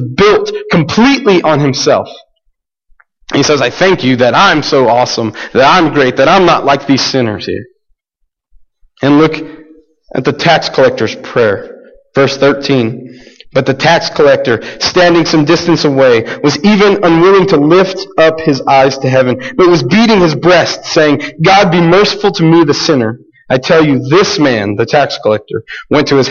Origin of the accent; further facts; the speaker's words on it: United States; we, especially as American Christians